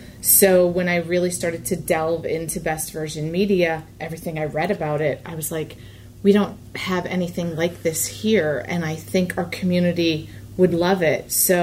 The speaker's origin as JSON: {"language": "English", "town": "Scranton", "region": "Pennsylvania", "country": "United States", "tie": "born or raised there", "moved": "as an adult", "lives_now": "Spring Ford area, United States", "said": "So I grew up in Scranton, which is about 2 hours from here, up north, past the Poconos. And I moved here 16 years ago."}